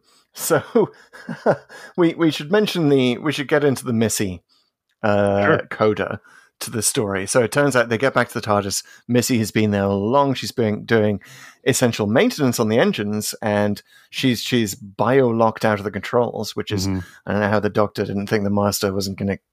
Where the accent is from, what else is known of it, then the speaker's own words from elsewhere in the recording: North East England, United Kingdom; accent: Geordie; I should say that I'm a Geordie, by the way. I was brought up in the northeast of England